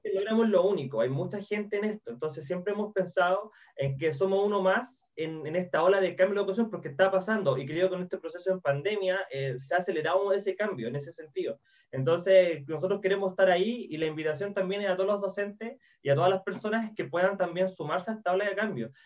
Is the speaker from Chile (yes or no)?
yes; Chile; accent: Chilean; como soy chileno y hablamos un poco extraño